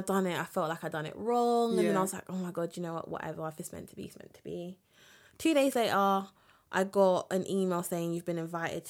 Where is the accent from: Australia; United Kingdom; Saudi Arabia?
United Kingdom; London; obviously I'm from London